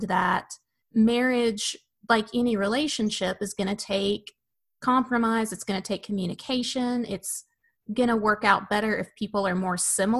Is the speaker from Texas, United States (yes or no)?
no; Tennessee, United States; moved away; I'm from Tennessee and my husband's from Florida.